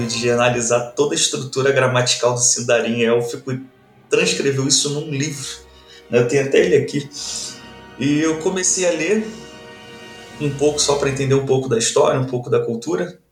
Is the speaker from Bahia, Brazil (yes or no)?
no; Rio de Janeiro, Brazil; moved away as an adult; also born or lived in Tefé, Amazonas; now in Curitiba, Brazil; eu sou natural do Rio de Janeiro, sou um carioca